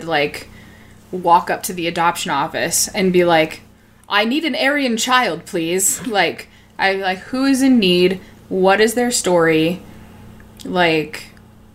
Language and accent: English; Reno, Nevada, United States; I grew up in Reno, Nevada, too